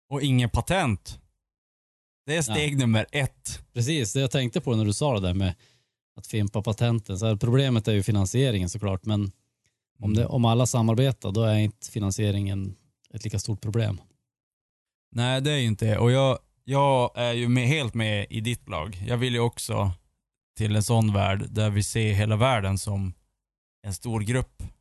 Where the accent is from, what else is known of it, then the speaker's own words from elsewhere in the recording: Sweden; Ja, men jag är svensk.